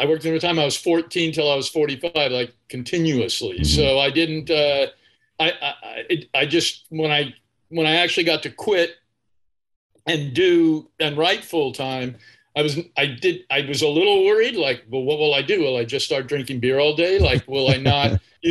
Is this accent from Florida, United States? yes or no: no; Bakersfield, California, United States; I grew up in Bakersfield.